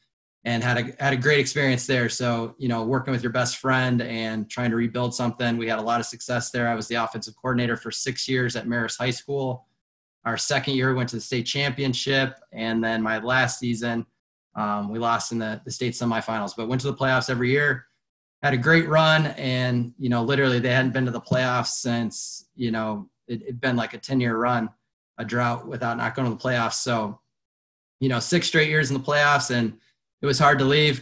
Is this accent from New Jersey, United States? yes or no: no; Colorado, United States; moved away as an adult; also born or lived in Lake Forest, Illinois; now in Illinois, United States; I'm actually originally from Colorado